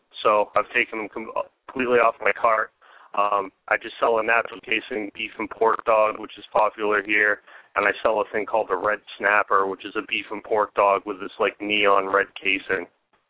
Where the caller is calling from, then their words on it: Portland, Maine, United States; I'm calling from Portland, Maine.